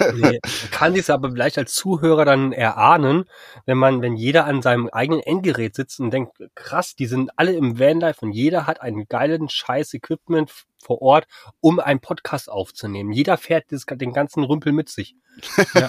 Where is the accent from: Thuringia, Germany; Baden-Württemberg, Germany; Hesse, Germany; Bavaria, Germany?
Hesse, Germany; Frankfurt am Main; moved away as an adult; also born or lived in Husum; bin ja gebürtiger Frankfurter